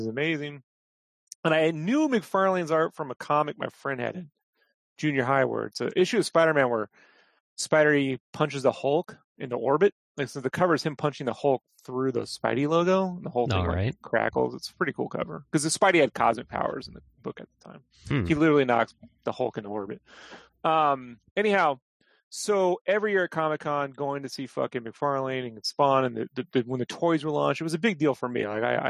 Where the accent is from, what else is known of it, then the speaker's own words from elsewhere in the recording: San Diego, California, United States; I grew up in San Diego